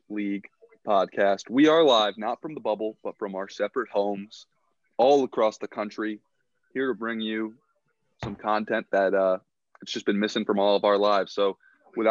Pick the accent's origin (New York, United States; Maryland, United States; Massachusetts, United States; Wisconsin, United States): Maryland, United States; Baltimore; I'm from Baltimore. I'm in Baltimore.